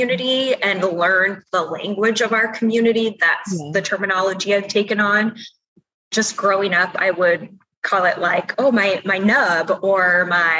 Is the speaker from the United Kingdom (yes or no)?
no; Iowa, United States; I grew up in a really, really small town